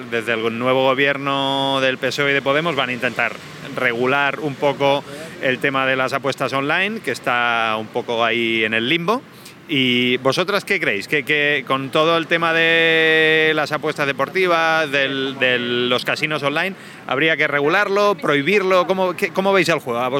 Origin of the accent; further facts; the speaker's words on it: Badalona, Catalonia, Spain; No, eh, yo, yo, soy de Badalona